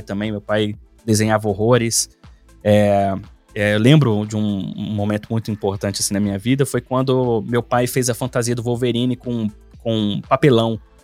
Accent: Brasília, Federal District, Brazil; moved away as an adult; now in Finland; eu sou nascido e criado no Cerrado Brasileiro, né? lá em Brasília

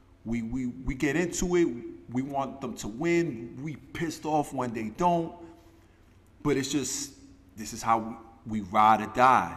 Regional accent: New York City, New York, United States; But me being from Brooklyn, like, I'm from Brooklyn, Brooklyn

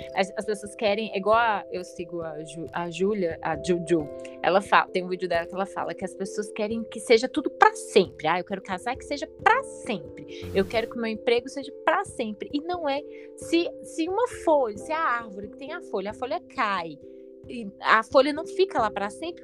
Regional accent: Belo Horizonte, Minas Gerais, Brazil; eu sou de Belo Horizonte

